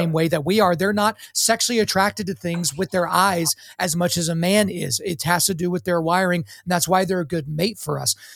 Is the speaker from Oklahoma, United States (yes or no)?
yes; Oklahoma, United States; I was born in Oklahoma